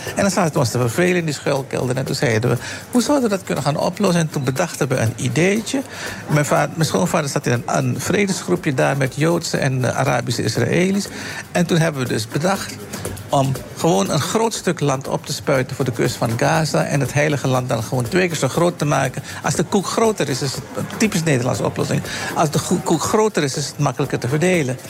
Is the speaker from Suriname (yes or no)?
yes; Suriname; Ik ben Surinamer